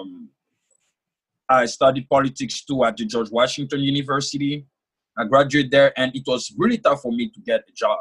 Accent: Côte d’Ivoire; first language French; English is a second language; moved away as an adult; now in United States; I was born and raised in Ivory Coast, West Africa.

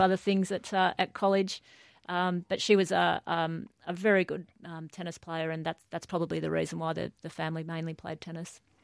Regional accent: Newcastle, New South Wales, Australia; most of my childhood was, uh, was in Newcastle

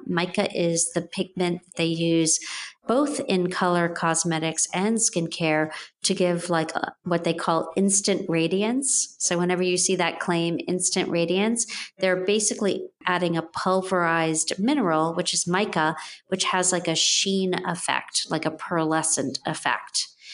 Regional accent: Jamaica; moved away; I grew up and was born in Jamaica, West Indies

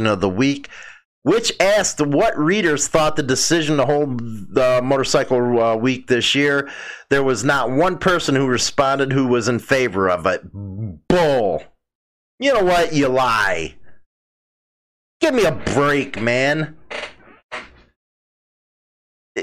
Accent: Midwest, United States; I'm from the Midwest, so we think a lot different than those on the East Coast.

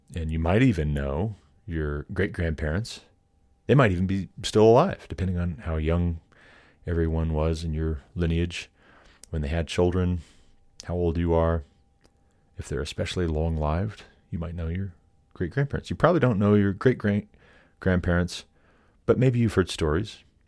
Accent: Montana, United States; now in Colorado, United States; being from Montana

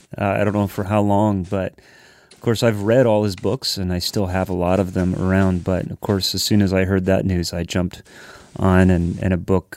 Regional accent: United States; I'm living the same life, but I'm in Canada as an American

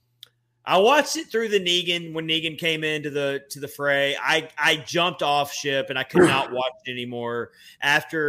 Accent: the South, United States; I grew up in the South

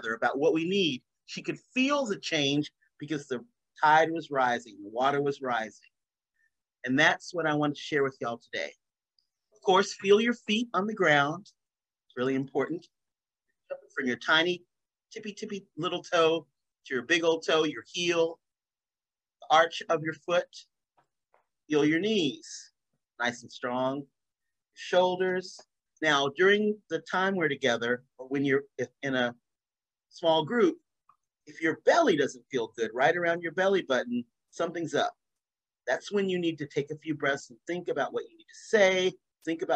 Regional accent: North Carolina, United States; now in Massachusetts, United States; I'm from North Carolina, but I'm not in North Carolina, I'm in Massachusetts

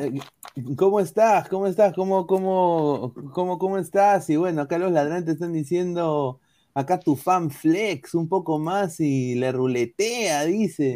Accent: Peru; soy peruano

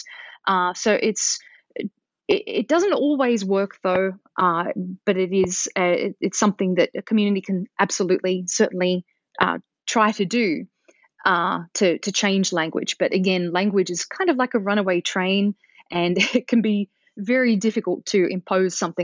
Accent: Australia; moved away; growing up in Australia

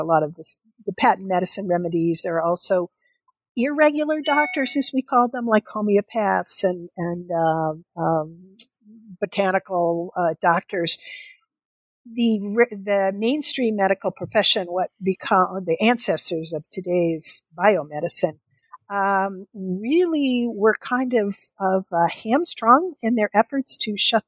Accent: Kentucky, United States; the doctor's office that I went to as a child growing up in Kentucky

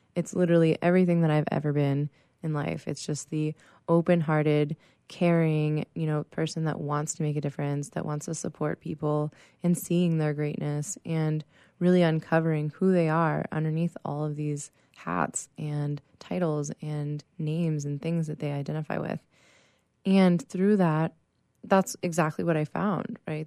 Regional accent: Pittsburgh, Pennsylvania, United States; now in San Diego, United States; I am originally from Pittsburgh, Pennsylvania

